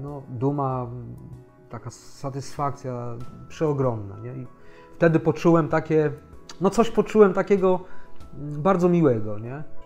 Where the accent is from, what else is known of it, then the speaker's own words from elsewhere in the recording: Gdańsk, Pomeranian Voivodeship, Poland; u nas w Gdańsku